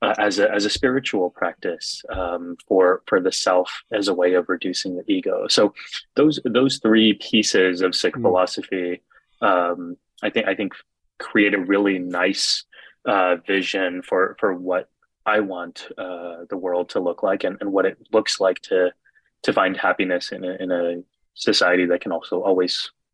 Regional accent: Texas, United States; for me as a kid growing up in Texas, we were the only ones in South Texas in the whole region who wore turbans.

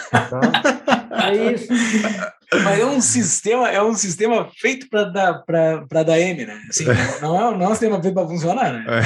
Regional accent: Alegrete, Rio Grande do Sul, Brazil; moved away; Eu sou do Alegrete, é, é a única é, cidade exato.

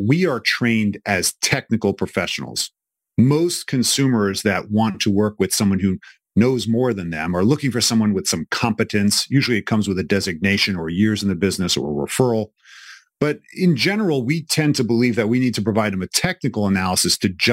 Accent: New York City, New York, United States; moved away as an adult; also born or lived in Philadelphia; I'm originally from New York City

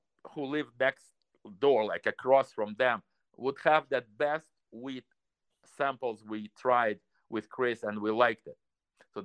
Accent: Russia; first language Russian; English is a second language; Russian language, and that's my native language. That's where I was born, 1956

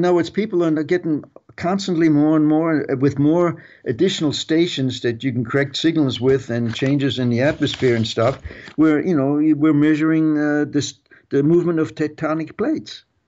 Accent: Germany; moved away; I was a World War Two kid growing up in Germany

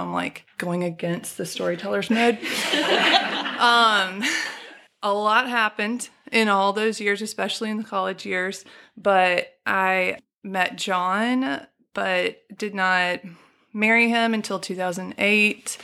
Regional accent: Birmingham, Alabama, United States; also born or lived in Chicago, Illinois / Furman (South Carolina); I, um, moved to, um, Birmingham when I was six years old. We moved from Chicago. I've lived here majority of my life. And I went first grade through twelfth to Vestavia

